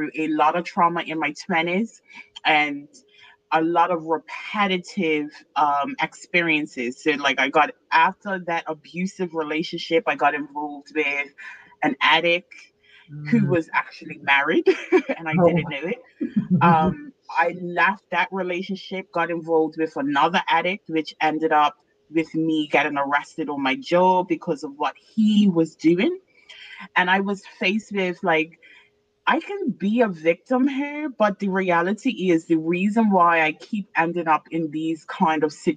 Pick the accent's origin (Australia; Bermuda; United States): Bermuda; moved away; I'm originally from Bermuda